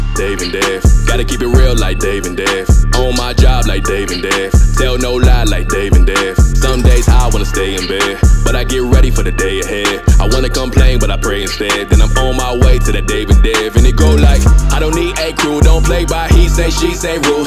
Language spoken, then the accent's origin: English; Cincinnati area, Northern Kentucky, United States; I'm from Northern Kentucky, Cincinnati area.